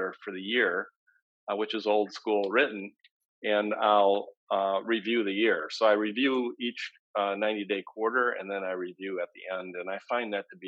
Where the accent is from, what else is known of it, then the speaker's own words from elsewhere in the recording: Michigan, United States; since I was a young boy growing up in Michigan